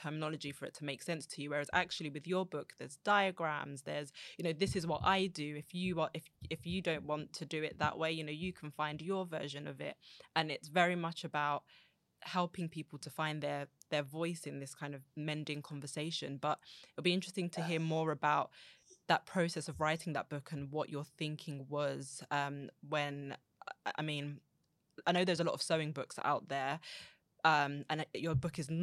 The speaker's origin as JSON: {"language": "English", "region": "London", "country": "United Kingdom", "tie": "born or raised there", "said": "I grew up in Southeast London, but live in East London now"}